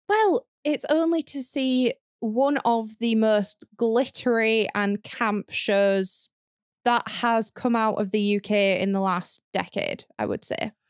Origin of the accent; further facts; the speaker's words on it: the North, the north of England, United Kingdom; my experience growing up in the North